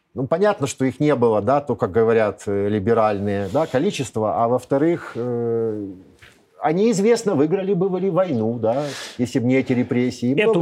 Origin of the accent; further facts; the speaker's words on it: Kyiv, Ukraine; moved away as an adult; Я не единственный киевлянин